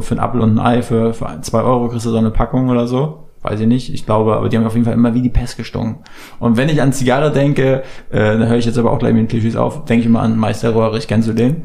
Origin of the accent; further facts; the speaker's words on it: near Schwerin, Mecklenburg-Vorpommern, Germany; now in Berlin, Germany; wir kommen ja auch aus dem Norden, aus MacPom